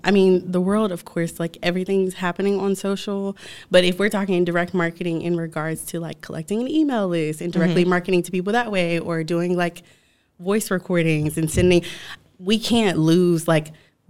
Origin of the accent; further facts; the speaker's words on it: Virginia, United States; Well, I'm from Virginia, and I know y'all just said, like, oh, if you move, but I go back all the time.